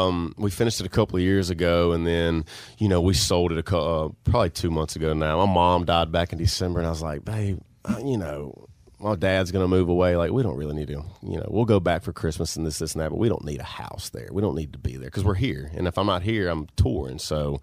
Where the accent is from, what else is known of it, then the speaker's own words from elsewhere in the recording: Bastrop, Louisiana, United States; If you're going to go to Bastrop, Louisiana, the town that I grew up in.